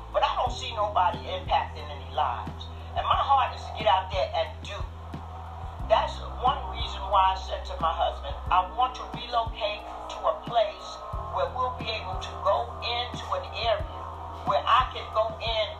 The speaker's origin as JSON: {"language": "English", "town": "New York City", "region": "New York", "country": "United States", "tie": "born or raised there", "also_born_or_lived": "Bronx / Brooklyn / Stamford, Connecticut", "moved": "yes", "said": "I grew up north in Harlem, not far from 125th Street."}